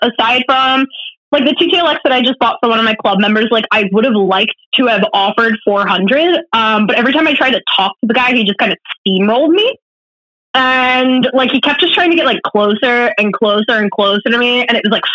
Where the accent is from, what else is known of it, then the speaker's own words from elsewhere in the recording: Baltimore County, Maryland, United States; I'm from Baltimore County, and I live in Baltimore City